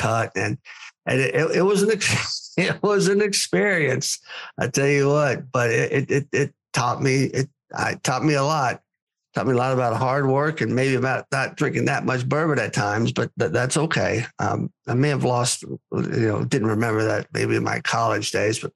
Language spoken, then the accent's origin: English; Lexington, Kentucky, United States; also born or lived in Ohio; now in Oklahoma, United States; I was born and raised in Lexington, Kentucky